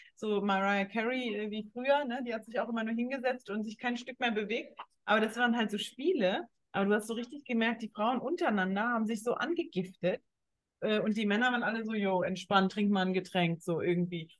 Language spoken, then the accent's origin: German; Germany; Bei uns in Deutschland